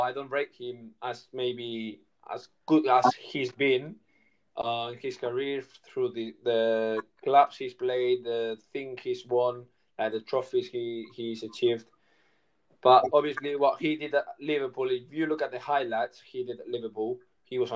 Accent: Barcelona, Catalonia, Spain; I'm from Barcelona

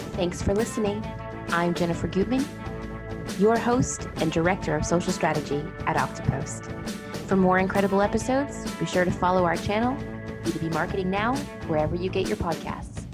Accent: United States; accent: American; you can hear from my accent, I'm American

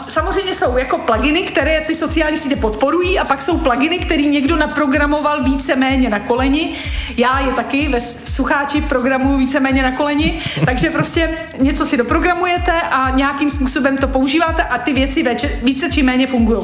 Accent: Czechia; my jako Češi

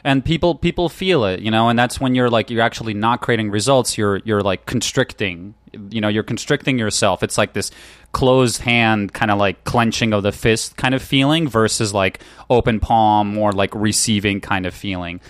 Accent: New York, United States; moved away as an adult; also born or lived in Ukraine; now in California, United States; I grew up in New York, and I went to college there

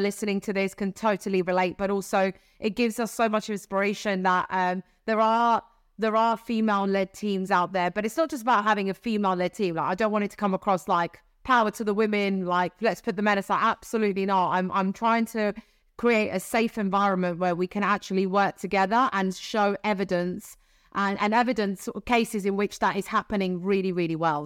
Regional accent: Sicily, Italy; moved away; also born or lived in Siena; I'm from Sicily

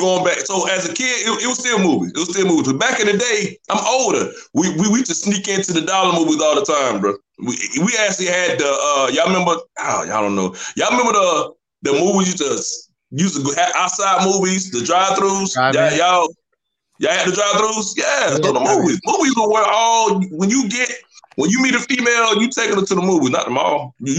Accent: the South, United States; I'm from the South, man.

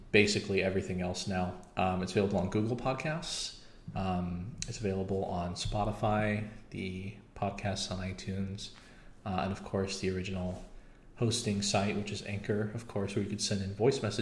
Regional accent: United States; I'm American.

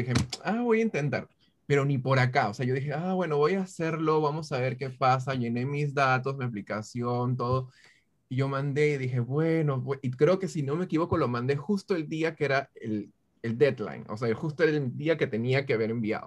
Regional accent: Peru; moved away as an adult; also born or lived in Brooklyn, United States; now in United States; Soy peruano, este, tengo ya 32 años. vine aquí a Estados Unidos como hace 13 años aproximadamente de, de Perú

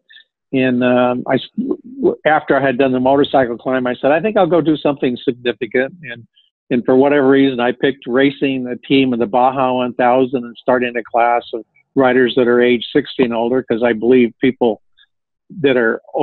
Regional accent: Connecticut, United States; I come from Connecticut.

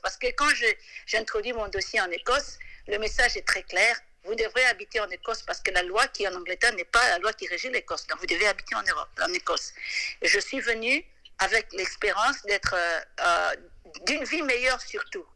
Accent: DR Congo; moved away as an adult; also born or lived in London, England; now in Scotland, United Kingdom; je suis congolaise

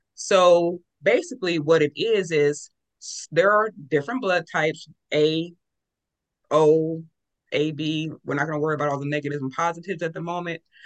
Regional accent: California, United States; I was raised in California

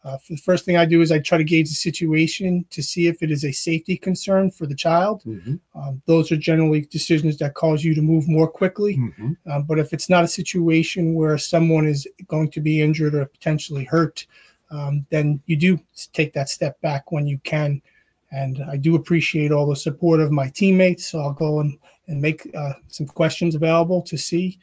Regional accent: West Babylon, New York, United States; moved away as an adult; also born or lived in Pennsylvania; I grew up in Long Island, New York. In a town called West Babylon

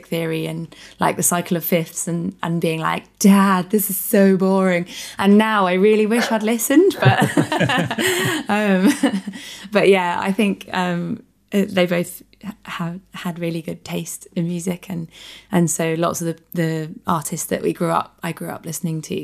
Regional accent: Richmond, London, United Kingdom; I am from Southwest London, from Richmond, born and raised.

